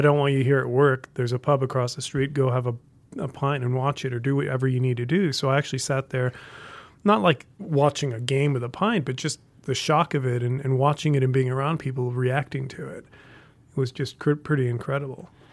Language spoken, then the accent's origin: English; Colorado, United States; moved away as an adult; also born or lived in Australia / London; now in Missoula, United States; I grew up in Colorado